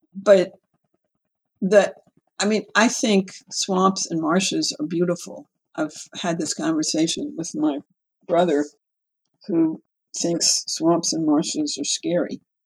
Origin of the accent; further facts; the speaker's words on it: New Orleans, Louisiana, United States; I grew up in New Orleans, and um, other than four years away at college, I've lived in South Louisiana all of my long existence